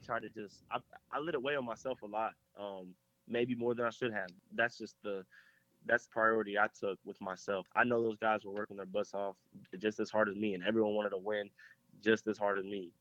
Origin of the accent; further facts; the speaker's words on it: Pickerington, Ohio, United States; moved away as an adult; now in South Carolina, United States; I'm originally from from Pickerington, Ohio